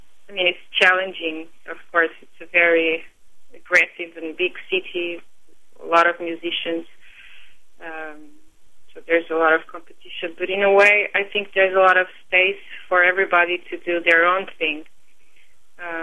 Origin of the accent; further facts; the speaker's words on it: Lisbon, Portugal; first language Portuguese; English is a second language; moved away as an adult; now in New York, United States; So I was born in Lisbon, and I lived in Lisbon until 2005.